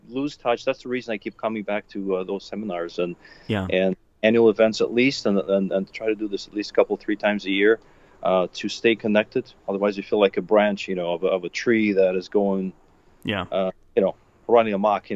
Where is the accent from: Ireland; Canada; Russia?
Russia; moved away as an adult; now in Chicago, United States; I grew up in Russia. I was born, grew up, studied, went to college